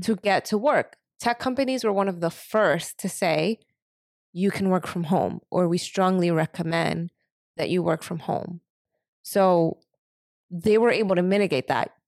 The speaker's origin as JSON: {"language": "English", "town": "New York City", "region": "New York", "country": "United States", "tie": "born or raised there", "moved": "yes", "lives_now": "San Francisco, United States", "said": "I grew up in Harlem"}